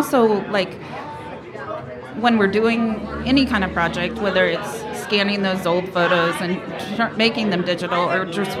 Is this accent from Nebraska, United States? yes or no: yes; Bertrand, Nebraska, United States; also born or lived in Austin, Texas; Well, I grew up in a small town, Bertrand, Nebraska.